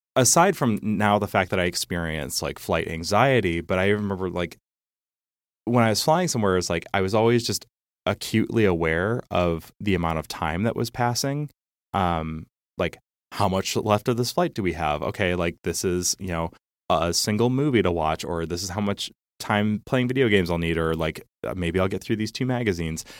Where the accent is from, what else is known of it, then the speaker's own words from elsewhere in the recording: Geneva, Illinois, United States; also born or lived in Champaign, Illinois; the town that I grew up